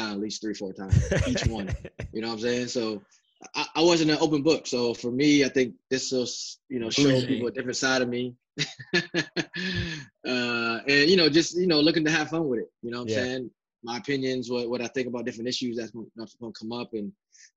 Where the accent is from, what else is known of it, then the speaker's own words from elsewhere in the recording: Fort Wayne, Indiana, United States; my hometown, my backyard